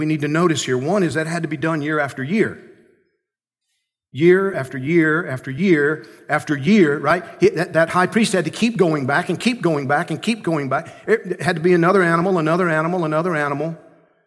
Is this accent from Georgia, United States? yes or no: yes; Georgia, United States; I grew up in Georgia